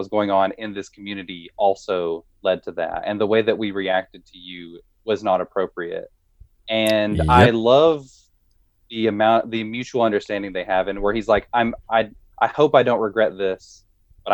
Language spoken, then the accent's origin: English; the South, United States; as a white person growing up in the South